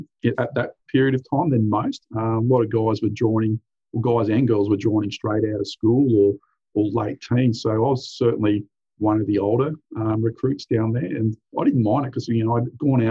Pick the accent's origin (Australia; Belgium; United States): Australia; Central Coast, New South Wales; also born or lived in Hunter Valley, New South Wales; I grew up primarily on the central coast of New South Wales. Moved here in 1986.